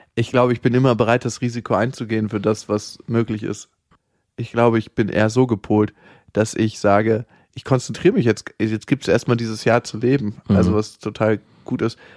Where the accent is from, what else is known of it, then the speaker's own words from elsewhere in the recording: Germany; accent: German; mit meinem deutschen Akzent.